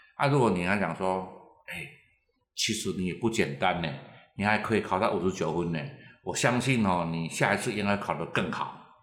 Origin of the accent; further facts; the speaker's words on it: Taiwan; 我们其实台湾人